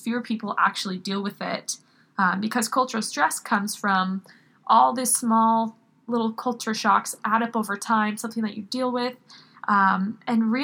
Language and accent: English; United States; moved away as an adult; now in Mexico; I grew up in Washington